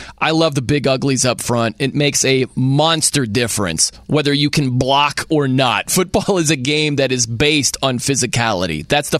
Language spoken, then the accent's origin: English; South Bend, Indiana, United States; My hometown is South Bend, Indiana.